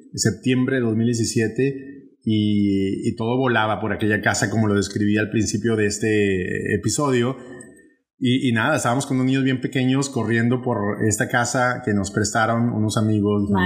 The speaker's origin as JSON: {"language": "Spanish", "town": "Monterrey", "region": "Nuevo León", "country": "Mexico", "tie": "born or raised there", "accent": "northern Mexican regionalism", "moved": "as an adult", "lives_now": "Puerto Rico", "said": "en Monterrey, México, de donde soy originario"}